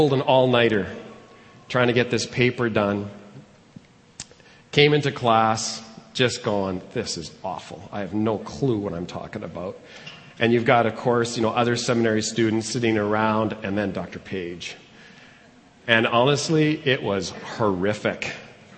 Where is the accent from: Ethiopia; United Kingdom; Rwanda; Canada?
Canada; Edmonton, Alberta; moved away as an adult; also born or lived in Calgary / Arnprior, Ontario; I was born and raised here in Edmonton